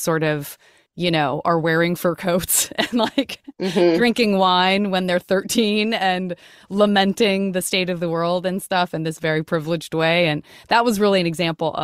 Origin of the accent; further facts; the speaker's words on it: Tucson, Arizona, United States; I grew up in Tucson, Arizona